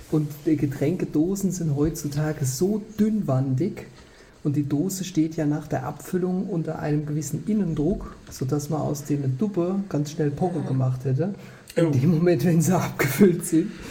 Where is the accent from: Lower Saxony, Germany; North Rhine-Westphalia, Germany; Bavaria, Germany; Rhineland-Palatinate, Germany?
Rhineland-Palatinate, Germany; Kaiserslautern; auch gebürtiger Pfälzer. Ich komme eher aus der Westpfalz, genauer gesagt Kaiserslautern.